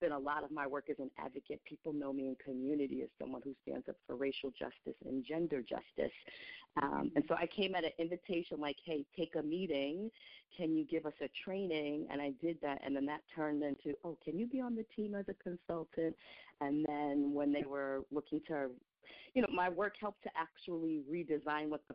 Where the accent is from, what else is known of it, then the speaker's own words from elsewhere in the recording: New York City, New York, United States; I was born in New York City, and I was born in the Bronx, and, you know, between Brooklyn and the Bronx, that's my rearing.